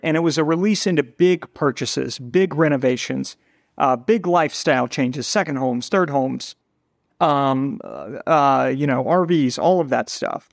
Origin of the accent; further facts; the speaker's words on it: Cincinnati, Ohio, United States; moved away as an adult; also born or lived in New York City; now in Cincinnati, United States; We're both from Cincinnati